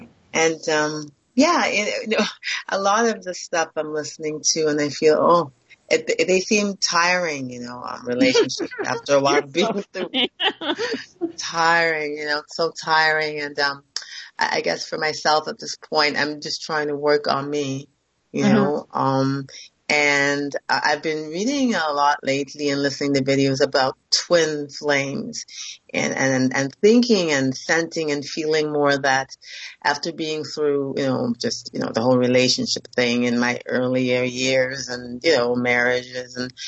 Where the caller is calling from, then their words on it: Toronto, Ontario, Canada; I'm calling from Toronto.